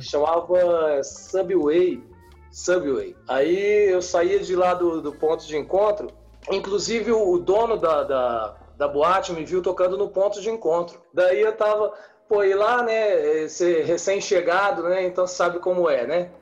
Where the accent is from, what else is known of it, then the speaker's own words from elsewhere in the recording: Rio de Janeiro, Brazil; now in Paulínia, Brazil; eu sou sou do Rio